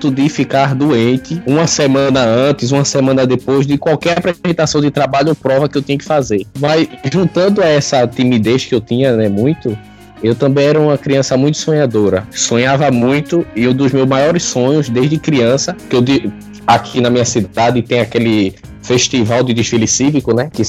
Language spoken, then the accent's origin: Portuguese; Cabo de Santo Agostinho, Pernambuco, Brazil; Sou daqui de Pernambuco, Nordeste brasileiro. o nome da minha cidade é Cabo de Santo Agostinho.